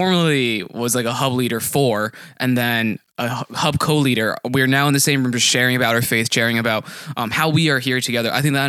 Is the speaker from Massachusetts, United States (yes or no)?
yes; Newton, Massachusetts, United States; I'm from Newton, Massachusetts. So similarly to Chris, it's like, it's near Boston, but I also graduated from UMass Amherst, communications degree